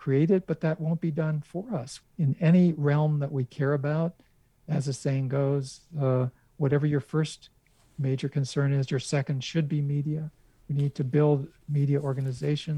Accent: United States; as an American Jew

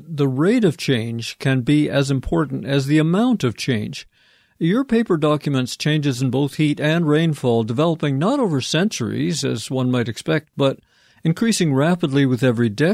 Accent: Vancouver, British Columbia, Canada; my hometown of Vancouver is a wet coastal city

